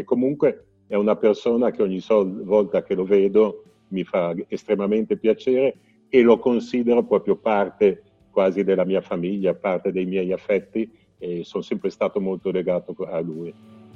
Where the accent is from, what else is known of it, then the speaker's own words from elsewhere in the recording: Genoa, Liguria, Italy; come genovese